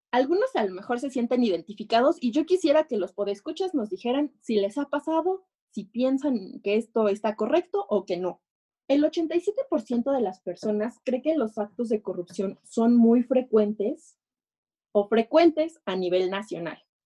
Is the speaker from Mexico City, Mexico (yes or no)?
no; State of Mexico, Mexico; como buena mexiquense